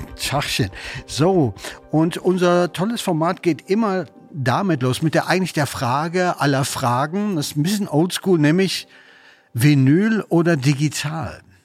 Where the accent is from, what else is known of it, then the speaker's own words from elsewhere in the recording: Münster, North Rhine-Westphalia, Germany; moved away; ich komme ja aus Münster